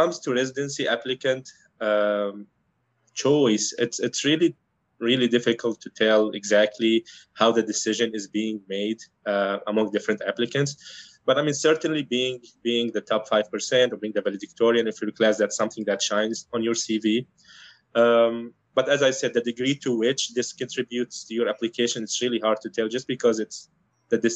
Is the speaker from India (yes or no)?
no; Aleppo, Aleppo Governorate, Syria; moved away as an adult; now in Cleveland, United States; So I'm from Syria. I was born and raised in Aleppo